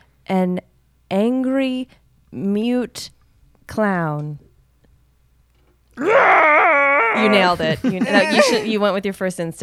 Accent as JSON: {"language": "English", "town": "Knoxville", "region": "Tennessee", "country": "United States", "moved": "yes", "lives_now": "Los Angeles, United States", "said": "I'm from Knoxville, Tennessee."}